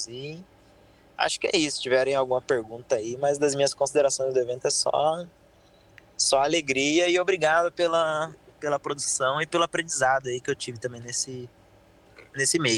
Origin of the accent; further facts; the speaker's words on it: Mato Grosso, Brazil; eu fico mais filmando dentista, eu vim do Mato